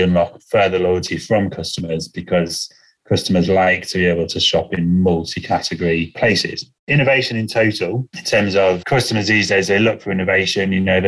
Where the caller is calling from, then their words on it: England, United Kingdom; Hi, I'm joining you from the UK, just outside of London in the countryside.